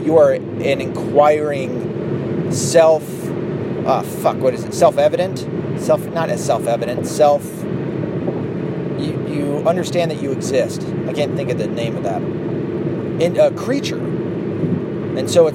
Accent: the South, United States; now in Michigan, United States; I grew up in the South

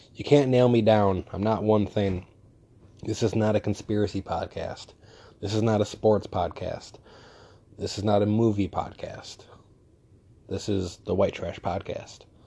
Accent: New York, United States; I'm from New York

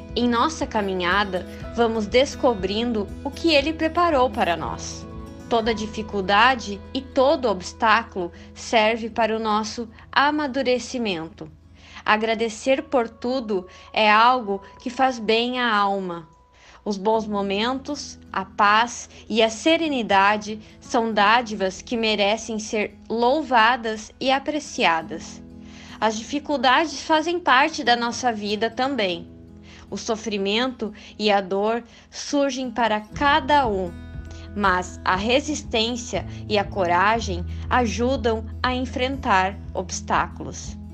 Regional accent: Candelária, Rio Grande do Sul, Brazil; sou da cidade de Candelária, Rio Grande do Sul

